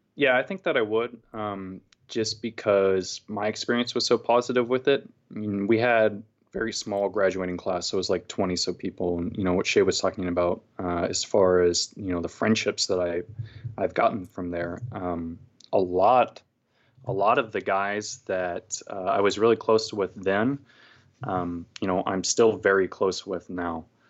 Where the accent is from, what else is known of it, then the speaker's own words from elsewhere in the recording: California, United States; moved away as an adult; also born or lived in Texas; now in Portland, United States; I was born and raised in California, went to college there